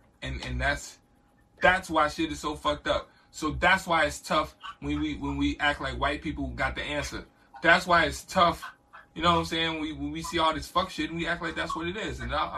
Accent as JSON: {"language": "English", "country": "United States", "said": "we as American black people"}